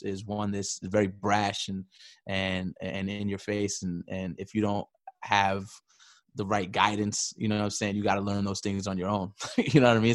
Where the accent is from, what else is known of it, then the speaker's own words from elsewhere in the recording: New York City, New York, United States; born, born and raised in New York City